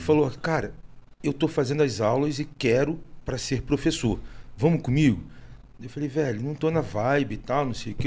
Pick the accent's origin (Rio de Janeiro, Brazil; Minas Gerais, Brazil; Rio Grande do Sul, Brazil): Rio de Janeiro, Brazil; eu sou carioca